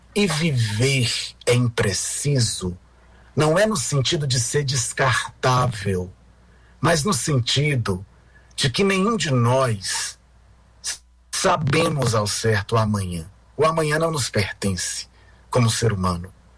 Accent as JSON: {"language": "Portuguese", "town": "São Luís", "region": "Maranhão", "country": "Brazil", "tie": "born or raised there", "moved": "yes", "said": "quando eu nasci aí em São Luís"}